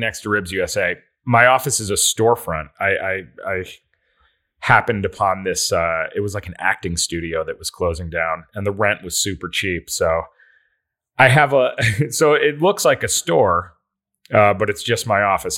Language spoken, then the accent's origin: English; Endicott, New York, United States; now in Los Angeles, United States; I am from Endicott, New York